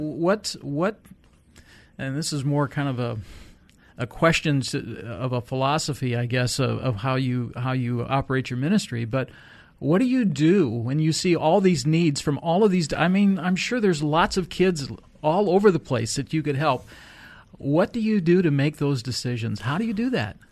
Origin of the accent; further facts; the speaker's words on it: United States; an American